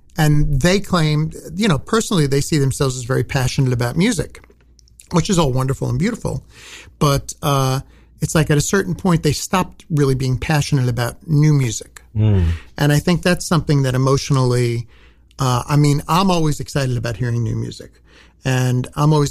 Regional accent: New York City, New York, United States; also born or lived in Long Island, New York; I grew up in Brooklyn, but I lived on Long Island during my high school years

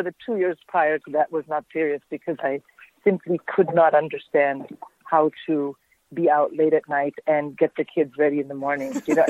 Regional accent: India; I'm born and raised in India, so when the weather is like this, I immediately think of home and I want to eat Indian food and drink hot tea.

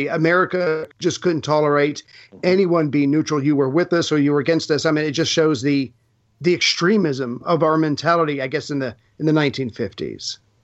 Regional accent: United States; as an American

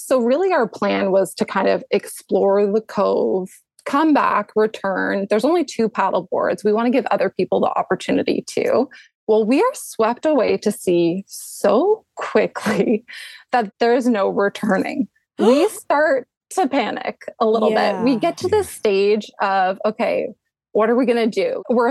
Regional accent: Canada; I am Canadian. Is it obvious?

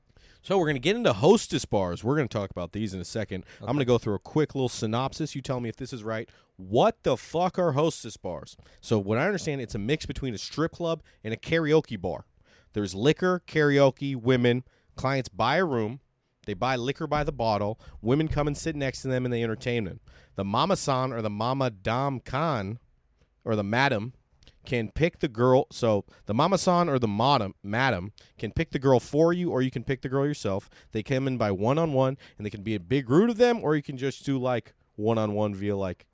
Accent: United States; being an American

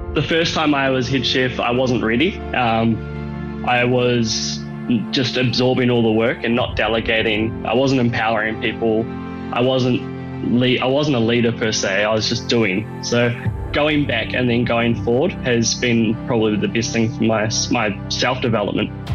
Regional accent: Dunedin, Otago, New Zealand; moved away; I grew up in New Zealand in a small town called Dunedin

